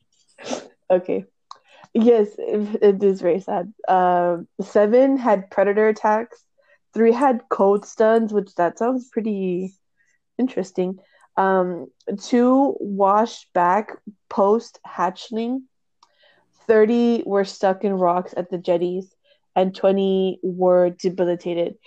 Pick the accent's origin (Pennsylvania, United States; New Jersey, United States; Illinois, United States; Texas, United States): Texas, United States; near South Padre Island; a place that's close to my hometown, um, and it is the Sea Turtle Inc. over by South Padre Island